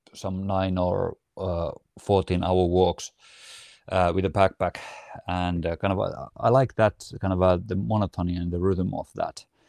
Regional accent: Riihimäki, Kanta-Häme, Finland; moved away as an adult; now in near Helsinki, Finland; we are originally from Riihimäki, which is, uh, kind of a one-hour drive north from Helsinki.

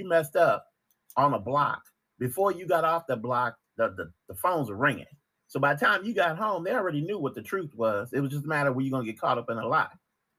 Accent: Chicago, Illinois, United States; I'm from Chicago.

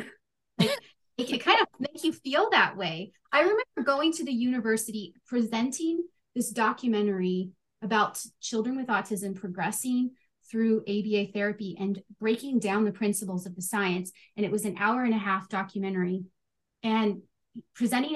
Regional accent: California, United States; I grew up in California. I'm a high schooler in California

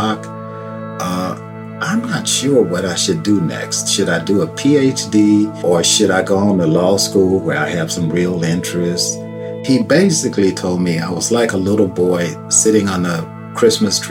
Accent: Chicago, Illinois, United States; also born or lived in Vaiden, Mississippi; I grew up on the south side

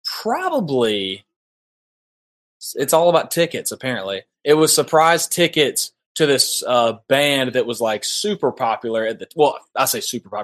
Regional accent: central Georgia, United States; I'm from, like, the dead center of Georgia.

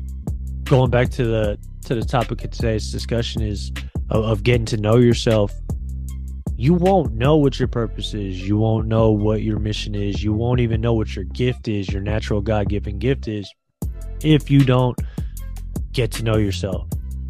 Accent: San Francisco, California, United States; I'm a Filipino man from San Francisco

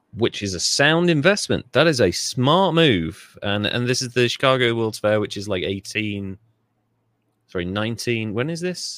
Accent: Wales, United Kingdom; I grew up in Wales

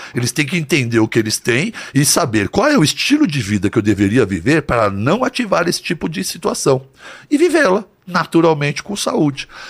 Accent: São Paulo, Brazil; also born or lived in Santo André / São Bernardo do Campo; Aí depois fomos para São Bernardo e depois eu vim para São Paulo. Mas eu sempre estudei aqui em São Paulo

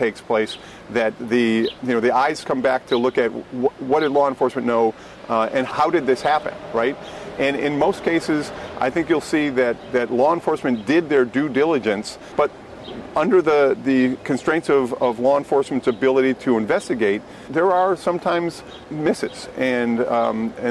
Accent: Massachusetts, United States; moved away; we're from Massachusetts

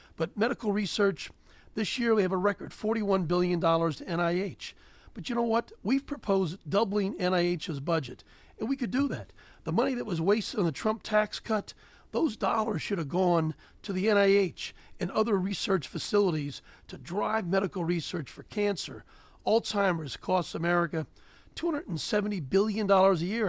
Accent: Gettysburg, Pennsylvania, United States; also born or lived in Cheverly, Maryland; I grew up on a chicken and a hog farm. Uh, I was born in Cheverly, Maryland, but the farmers near Gettysburg, Pennsylvania

